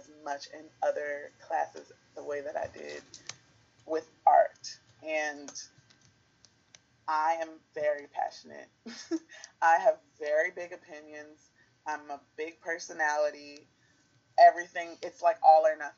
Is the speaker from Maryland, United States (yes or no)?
yes; Baltimore, Maryland, United States; I'm from Baltimore, so it's just thinking of the communities that have made me